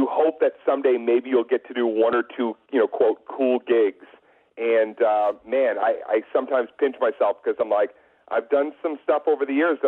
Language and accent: English; outside of Boston, Massachusetts, United States; I grew up outside of Boston